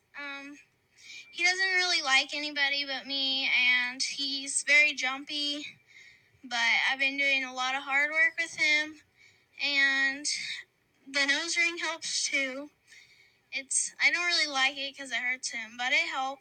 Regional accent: United States; I'm from Linn County, and I am 12 years old.

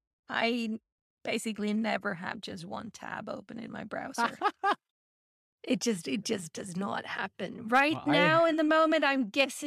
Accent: United States; So I'm American.

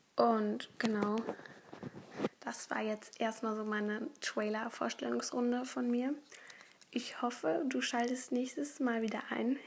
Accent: Berlin, Germany; Ich komme aus Berlin

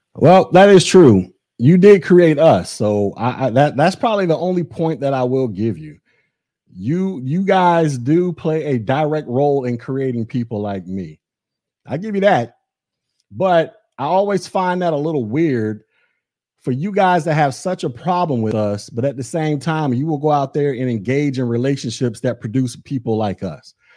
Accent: United States; I was born here in America

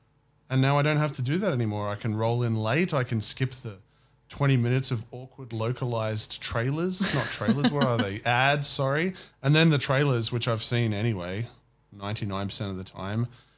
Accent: Australia; As an Australian.

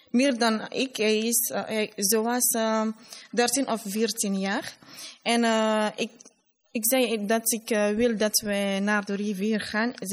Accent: Labé, Labé Region, Guinea; Dutch is a second language; now in Brussels, Belgium; ik kom uit de tweede regio, Middel-Guinea of Fouta.

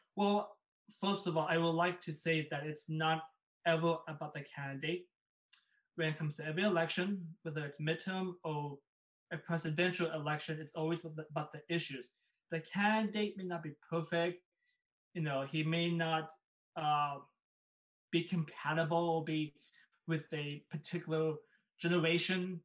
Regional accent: California, United States; born or raised there; also born or lived in Bangkok, Thailand

